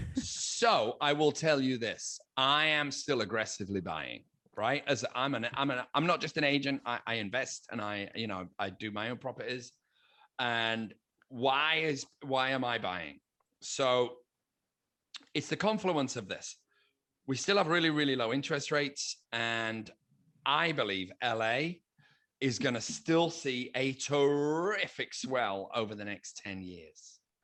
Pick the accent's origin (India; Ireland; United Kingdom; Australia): United Kingdom; now in United States